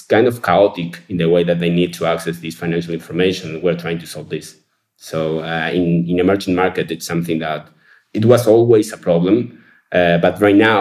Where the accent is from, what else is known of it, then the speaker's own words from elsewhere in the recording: Uruguay; We're from Uruguay, yes. We have headquarters here in Montevideo